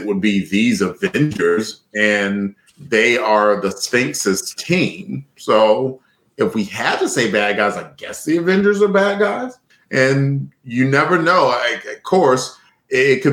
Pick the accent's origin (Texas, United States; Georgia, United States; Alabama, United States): Alabama, United States; I'm from Alabama